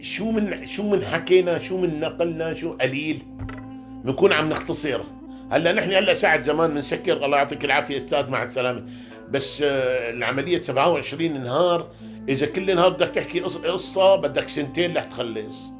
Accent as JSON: {"language": "Arabic", "town": "Hama", "region": "Hama Governorate", "country": "Syria", "said": "عندنا بحماه"}